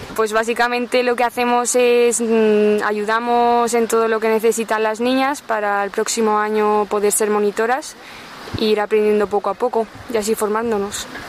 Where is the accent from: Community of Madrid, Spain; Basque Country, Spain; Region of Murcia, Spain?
Community of Madrid, Spain; Madrid; vengo de Madrid